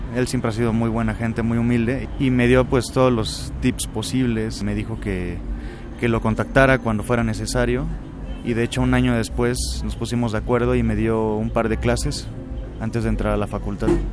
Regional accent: Córdoba, Veracruz, Mexico; also born or lived in Xalapa, Veracruz; viví hasta los cuatro años en Jalapa y de ahí nos mudamos a la ciudad de Córdoba. Entonces donde comienzo mis estudios musicales es en Córdoba, Veracruz

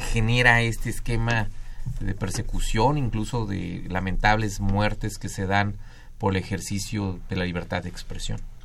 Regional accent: Mexico

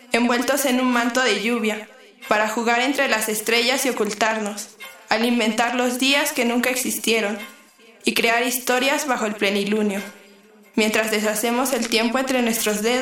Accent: State of Mexico, Mexico; tengo 18 años, soy del Estado de México.

